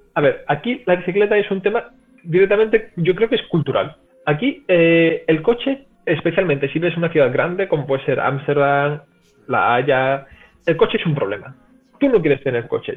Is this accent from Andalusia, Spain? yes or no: yes; Cádiz, Andalusia, Spain; moved away as an adult; also born or lived in Seville; now in Netherlands; yo soy de Cádiz originalmente, pero he pasado, he estado viendo muchos años en Sevilla